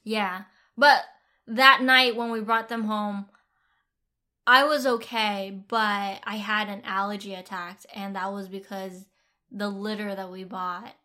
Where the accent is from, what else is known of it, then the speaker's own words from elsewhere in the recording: Vietnam; moved away; I grew up in Vietnam